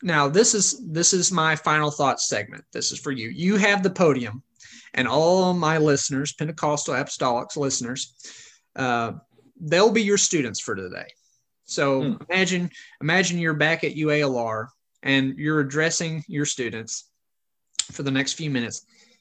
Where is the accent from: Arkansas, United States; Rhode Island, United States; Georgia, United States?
Arkansas, United States; Mountain View; my hometown of Mountain View